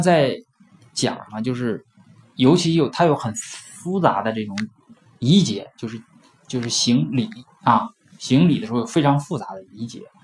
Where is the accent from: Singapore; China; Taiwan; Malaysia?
China; Northeast China; accent: Northeastern; 或者用我们东北话说它要黄了的时候